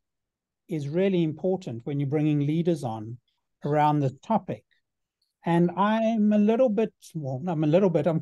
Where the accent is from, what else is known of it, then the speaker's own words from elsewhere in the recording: South Africa; I had growing up in South Africa